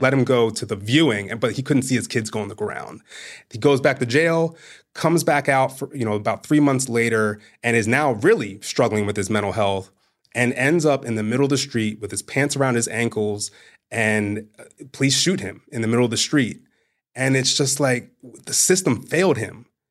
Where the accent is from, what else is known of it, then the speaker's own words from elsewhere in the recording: Bel Air, Maryland, United States; I'm from Bel Air, Maryland